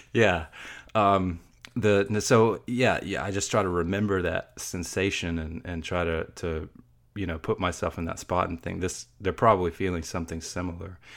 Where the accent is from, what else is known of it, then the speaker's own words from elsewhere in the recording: Georgia, United States; I'm from Georgia